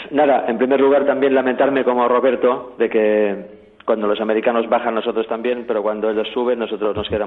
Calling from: Barcelona, Catalonia, Spain; Hola, buenos días. … de Barcelona.

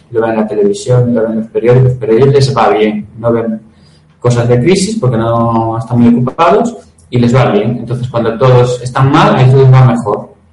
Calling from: Cartagena, Region of Murcia, Spain; buenas, ¿cómo estáis?

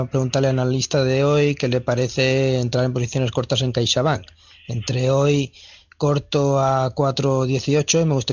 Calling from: Valencia, Valencian Community, Spain; Buenas tardes … de Valencia.

